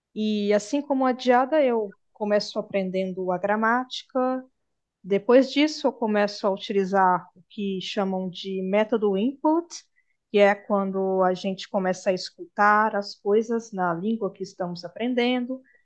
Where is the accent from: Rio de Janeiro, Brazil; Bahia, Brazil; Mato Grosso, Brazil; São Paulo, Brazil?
Bahia, Brazil; now in Minas Gerais, Brazil; a Bahia, onde eu nasci